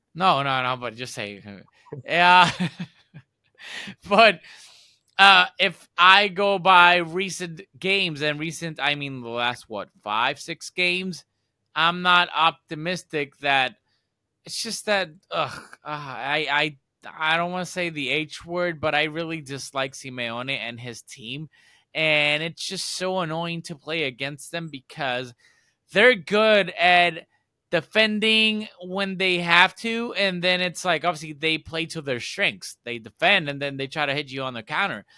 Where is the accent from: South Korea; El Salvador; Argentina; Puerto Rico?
Puerto Rico; I'm from Puerto Rico